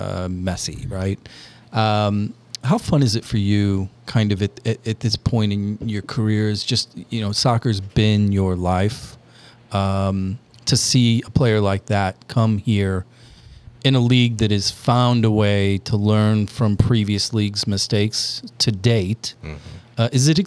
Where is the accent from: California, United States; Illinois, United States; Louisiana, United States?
Illinois, United States; They were like, well, you know Michael Jordan, because we're from Illinois, and it doesn't matter if you're 8 hours away.